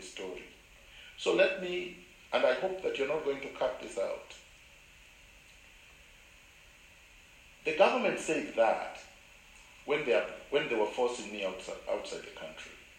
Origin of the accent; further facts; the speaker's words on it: Kenya; moved away as an adult; also born or lived in Canada; I was born in Kenya. Nobody can deny that. I went to Kenyan schools